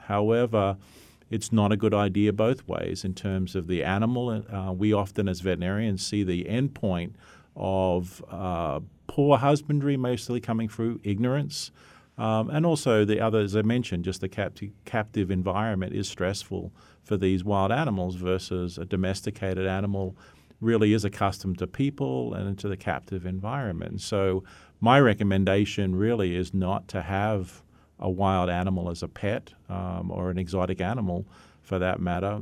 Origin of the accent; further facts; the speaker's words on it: Australia; moved away; I come from Australia. That's where I graduated from